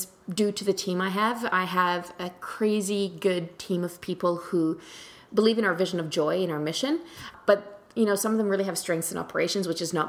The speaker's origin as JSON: {"language": "English", "country": "New Zealand", "tie": "born or raised there", "moved": "yes", "lives_now": "Canada", "said": "I grew up in New Zealand"}